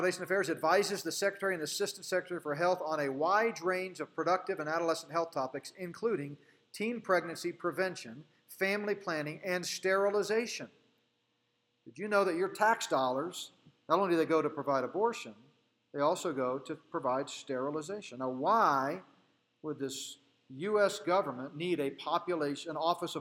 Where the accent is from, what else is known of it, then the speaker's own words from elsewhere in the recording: Colorado, United States; my home state, Colorado